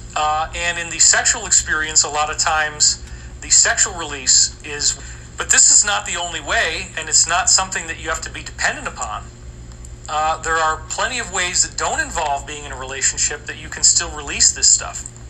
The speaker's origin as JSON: {"language": "English", "town": "Scotia", "region": "New York", "country": "United States", "tie": "born or raised there", "said": "I grew up in Scotia, New York, right down the street from me"}